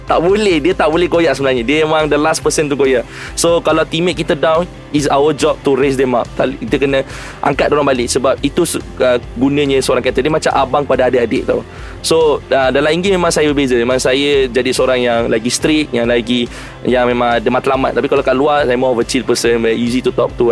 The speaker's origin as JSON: {"language": "Malay", "region": "Johor", "country": "Malaysia", "tie": "born or raised there", "said": "saya orang Johor Saya belajar kat Johor Dibesarkan de- dekat Johor"}